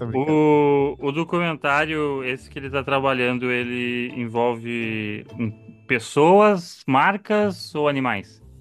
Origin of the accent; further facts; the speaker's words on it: Brazil; Somos brasileiros